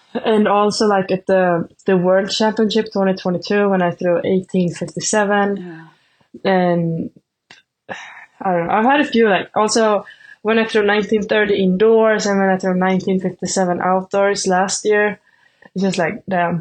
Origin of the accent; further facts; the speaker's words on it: Sweden; first language Swedish; English is a second language; moved away as an adult; now in Nebraska, United States; Swedish is my native language